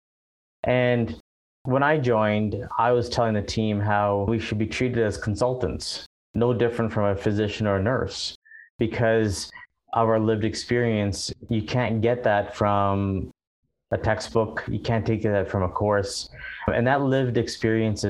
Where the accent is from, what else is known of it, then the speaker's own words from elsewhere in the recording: Ottawa, Ontario, Canada; also born or lived in overseas / Vancouver; now in Calgary, Canada; originally I'm from Ottawa, and then I lived overseas for quite a number of years before landing in Vancouver. And then from Vancouver, I moved to Calgary